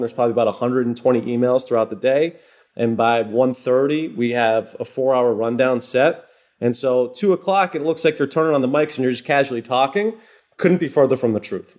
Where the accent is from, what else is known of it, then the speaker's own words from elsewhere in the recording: Massachusetts, United States; I grew up in New England